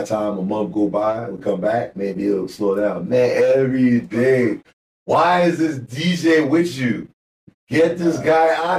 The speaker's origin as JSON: {"language": "English", "region": "New York", "country": "United States", "said": "I'm from New York"}